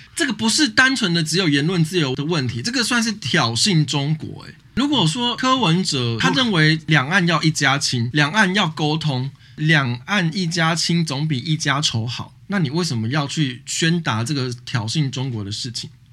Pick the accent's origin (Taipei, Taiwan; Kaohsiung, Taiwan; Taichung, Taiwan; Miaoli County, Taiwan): Taipei, Taiwan; 我老家附近